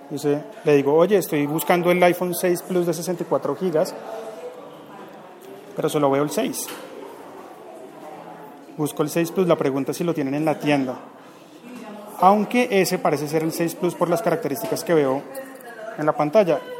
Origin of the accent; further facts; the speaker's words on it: Bogotá, Colombia; accent: rolo; ¿Y tengo acento rolo? Claro, pues soy de acá. Uno va a tener acento rolo.